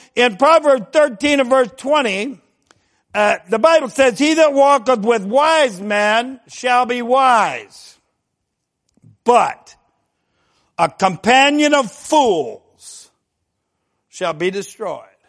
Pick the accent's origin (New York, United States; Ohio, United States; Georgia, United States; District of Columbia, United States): Ohio, United States; we're from Ohio